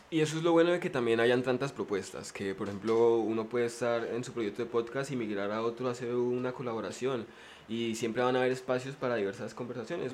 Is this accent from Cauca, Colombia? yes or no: yes; Popayán, Cauca, Colombia; yo soy del Cauca, ¿no? Yo soy de, de Popayán, pero mi familia es de un pueblo